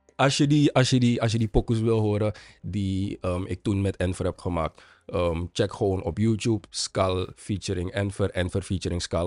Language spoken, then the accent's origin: Dutch; Suriname; als Surinamer